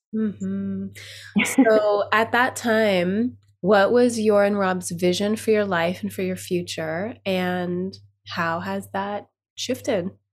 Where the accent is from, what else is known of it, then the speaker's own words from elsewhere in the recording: South Lake Tahoe, California, United States; moved away; I was in South Lake Tahoe, my hometown